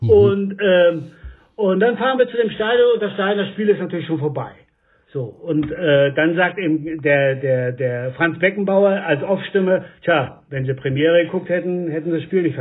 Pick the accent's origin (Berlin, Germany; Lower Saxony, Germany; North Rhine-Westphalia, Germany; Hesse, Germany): Berlin, Germany; ich bin Schauspieler, ich komme aus Berlin und so weiter